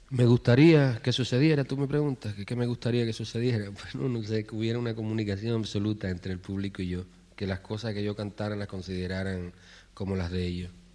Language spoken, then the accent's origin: Spanish; Cuba; todos somos profesionales como puede ser cualquier profesional en nuestro país